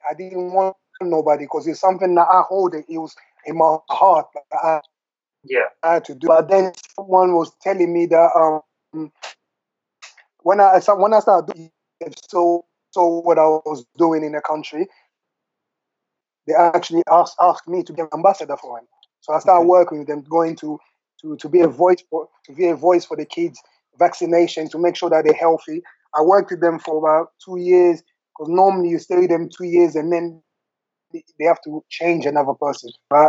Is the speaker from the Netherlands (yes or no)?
no; England, United Kingdom; When I first, obviously, I grew up here in England, and my first time to go Africa was in 2002 to play a competition.